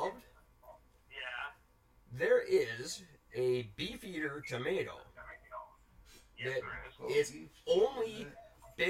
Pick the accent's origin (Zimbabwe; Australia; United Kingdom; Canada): Canada